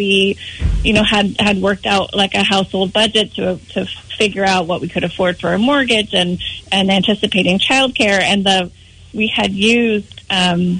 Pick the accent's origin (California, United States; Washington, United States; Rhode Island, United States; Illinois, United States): Rhode Island, United States; moved away as an adult; also born or lived in New Hampshire / Philadelphia / Boston; now in Maine, United States; I grew up in Rhode Island